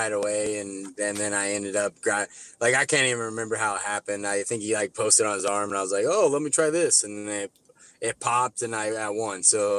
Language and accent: English; Midwest, United States; cause growing up in the Midwest circuit, like, Kansas City is only 2.5 hours from us.